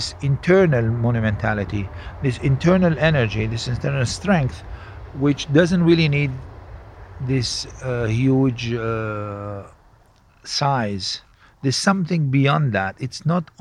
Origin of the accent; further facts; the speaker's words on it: Cairo, Cairo Governorate, Egypt; growing up in Egypt, I was surrounded with this kind of gods